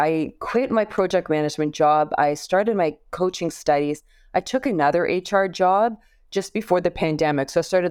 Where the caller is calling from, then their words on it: Toronto, Ontario, Canada; I am joining you from Canada, from Toronto.